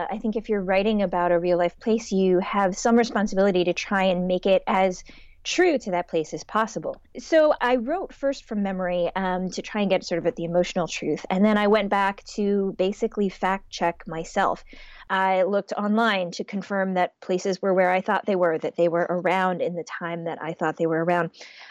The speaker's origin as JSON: {"language": "English", "town": "Shaker Heights", "region": "Ohio", "country": "United States", "tie": "born or raised there", "said": "I think of Ohio as being my home state. That's where mm-hmm. I spent my my adolescence."}